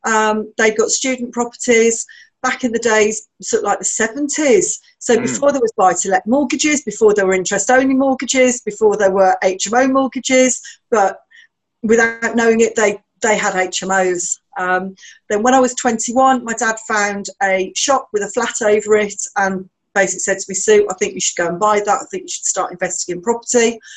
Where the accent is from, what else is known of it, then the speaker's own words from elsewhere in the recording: Birmingham, West Midlands, United Kingdom; In Birmingham.